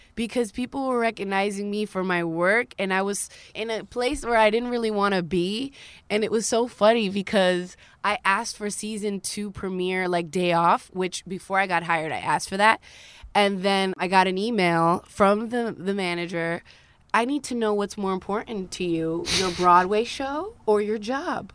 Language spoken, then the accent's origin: English; Dominican Republic; also born or lived in Queens, New York, United States; now in United States; my mother had me in Queens, right? But then I moved to the Dominican Republic, and I was raised in a third world country. So I was raised in America and in Dominican Republic